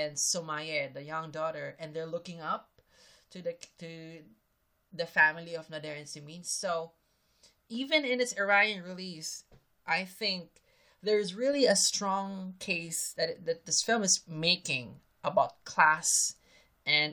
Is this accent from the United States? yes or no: no; Philippines; I'm Filipino